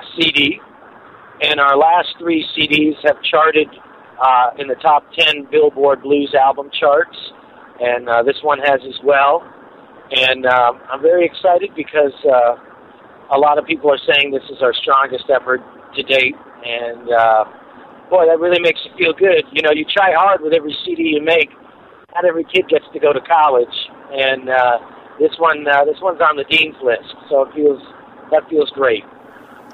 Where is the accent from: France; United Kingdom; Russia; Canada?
Canada; Toronto, Ontario; now in St. Louis, United States; I'm originally from Toronto, Canada. I live in St. Louis now